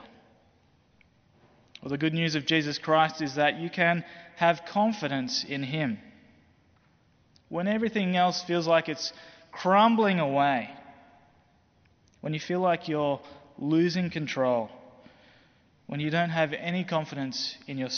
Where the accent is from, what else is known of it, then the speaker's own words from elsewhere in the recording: Australia; as an Australian